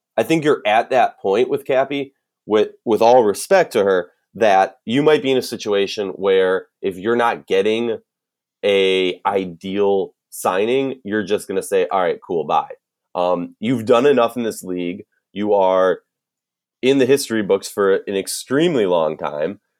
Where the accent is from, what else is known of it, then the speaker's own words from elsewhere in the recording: Minnesota, United States; accent: Minnesota; my Minnesota accent